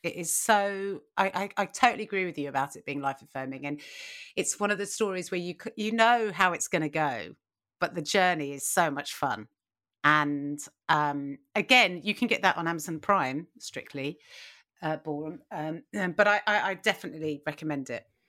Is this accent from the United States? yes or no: no; United Kingdom; we're British and we say schedule